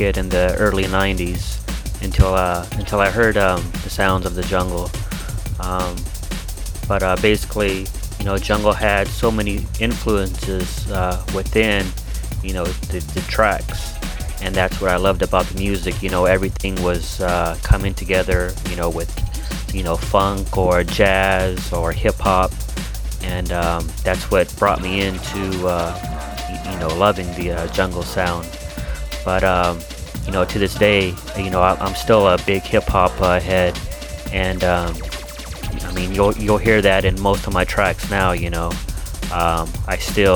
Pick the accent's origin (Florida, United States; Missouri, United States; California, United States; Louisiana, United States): California, United States; Palmdale; moved away as an adult; now in Anaheim, United States; I'm originally from Palmdale. It's a town outside